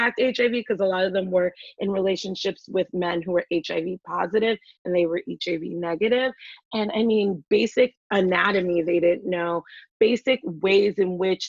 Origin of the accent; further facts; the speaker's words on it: New York City, New York, United States; also born or lived in Philadelphia; I'm from the Bronx. I grew up there, left there when I was a teenager to go to college